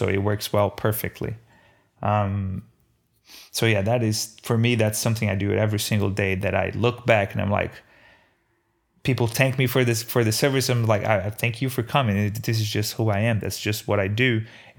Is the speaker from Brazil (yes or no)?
yes; Brazil; now in United States; Every day growing up in Brazil, we had simple meals done right.